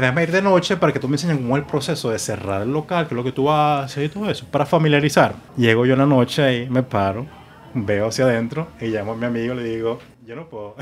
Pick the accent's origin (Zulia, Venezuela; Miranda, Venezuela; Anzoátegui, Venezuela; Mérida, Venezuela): Anzoátegui, Venezuela; Puerto La Cruz; also born or lived in Margarita, Venezuela; now in Miami, United States; Nací en Margarita y muy joven nos vamos a Puerto La Cruz.